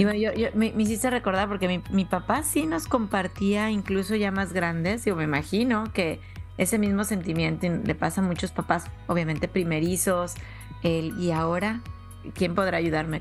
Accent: Mexico; yo soy originaria de México

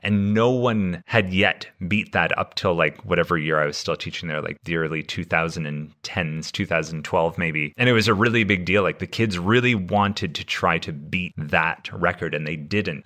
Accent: Canada; my school growing up in Canada

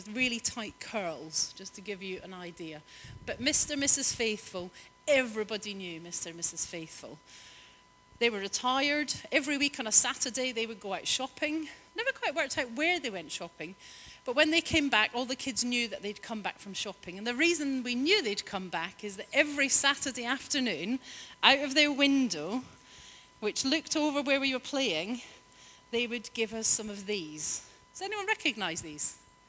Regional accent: Glasgow, Scotland, United Kingdom; moved away as an adult; now in London, United Kingdom; I grew up in Glasgow for the first kind of 8 years of my life. I was in Glasgow, and then we moved up to the east coast of Scotland.

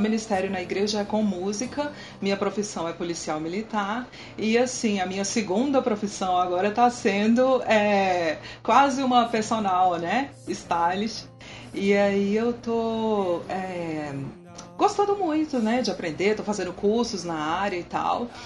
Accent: Brasília, Federal District, Brazil; eu nasci aqui em Brasília mesmo

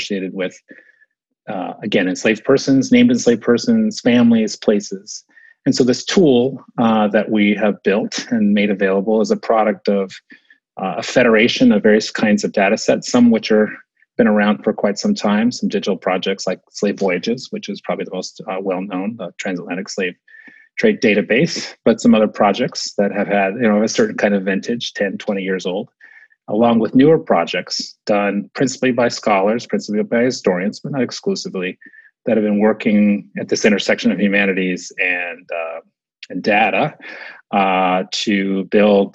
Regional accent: Southern California, United States; moved away as an adult; also born or lived in New Jersey; now in Maryland, United States; I grew up in Southern California

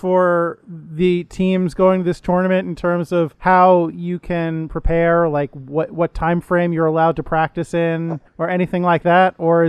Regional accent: United States; I'm really, as an American, as a somewhat lazy American

